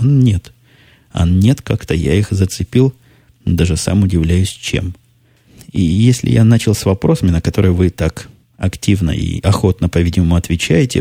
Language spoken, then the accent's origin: Russian; Ukraine; moved away; Я играл в детстве на Украине